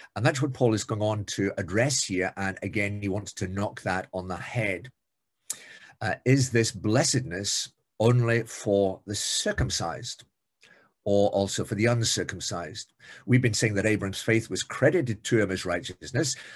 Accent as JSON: {"language": "English", "region": "Scotland", "country": "United Kingdom", "said": "being Scottish"}